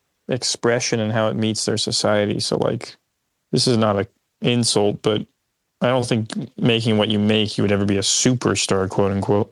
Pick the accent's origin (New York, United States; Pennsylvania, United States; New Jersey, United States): New Jersey, United States; also born or lived in Oakland; Yeah, but I went to school in Philly and then I moved to Oakland and then I came back to Jersey.